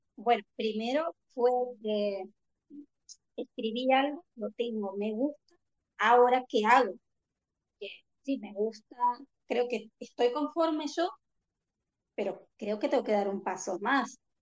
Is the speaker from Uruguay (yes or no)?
yes; Uruguay; born or raised there; moved away